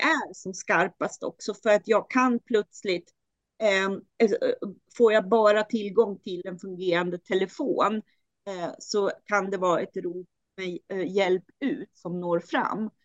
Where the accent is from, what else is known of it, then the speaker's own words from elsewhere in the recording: Styria, Austria; now in Sweden; där jag är född i Steiermark